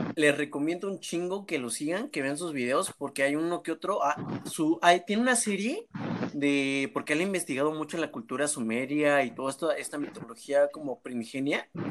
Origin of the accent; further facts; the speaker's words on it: Mexico; como buenos mexicanos, toda nuestra familia estaba en una casa nada más